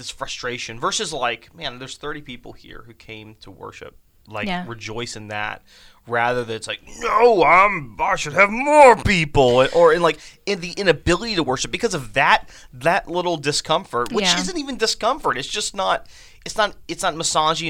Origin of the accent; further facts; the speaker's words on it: United States; as American Christians